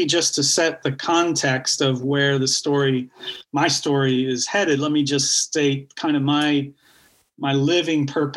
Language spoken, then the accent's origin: English; Clermont County, Ohio, United States; moved away; also born or lived in England; my childhood in Southern Ohio, rural Ohio, growing up in Claremont County